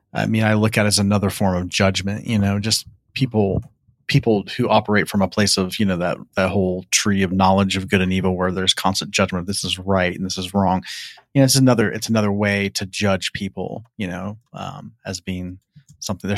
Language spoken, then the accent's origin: English; Ohio, United States; moved away as an adult; also born or lived in Tennessee; now in Southern California, United States; I grew up in Ohio